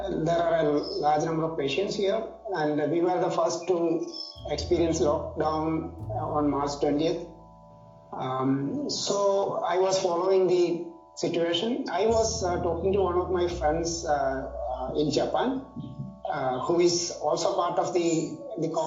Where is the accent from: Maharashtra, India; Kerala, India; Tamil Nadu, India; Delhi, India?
Kerala, India; Kottayam; also born or lived in Kasargod; now in Kasaragod, India; I'm actually from Central Kerala, from Kottayam, but um, I live and work in Kasargod right now.